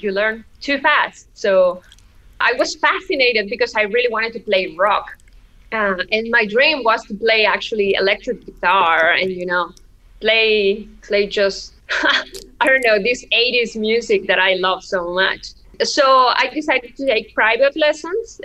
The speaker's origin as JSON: {"language": "English", "region": "Oaxaca", "country": "Mexico", "tie": "born or raised there", "said": "Oaxaca, my hometown"}